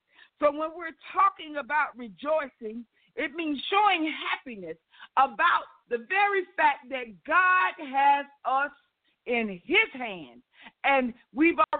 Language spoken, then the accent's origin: English; the South, United States; I'm from the South